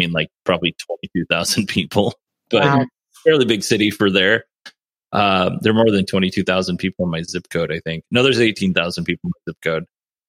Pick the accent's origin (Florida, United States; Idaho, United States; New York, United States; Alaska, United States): Alaska, United States; moved away; I grew up in Alaska